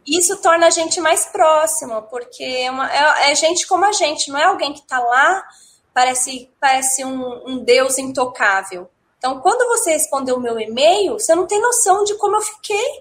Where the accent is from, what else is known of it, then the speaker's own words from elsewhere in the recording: Guarulhos, São Paulo, Brazil; also born or lived in Minas Gerais; sou de São Paulo, eu sou de Guarulhos